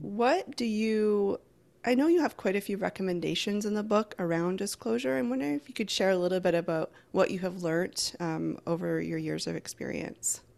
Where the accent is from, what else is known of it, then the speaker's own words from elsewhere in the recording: Vancouver Island, British Columbia, Canada; I'm from Vancouver Island in Canada.